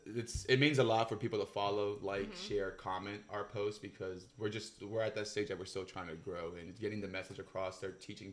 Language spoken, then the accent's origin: English; Honduras; I'm from Honduras, so shout out to my Honduran friends out there.